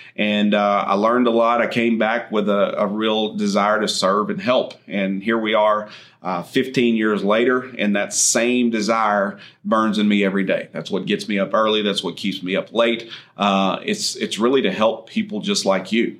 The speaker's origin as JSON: {"language": "English", "town": "Andrews", "region": "Texas", "country": "United States", "tie": "born or raised there", "said": "was born and raised in Andrews, Texas, far west Texas, out in oil and gas country"}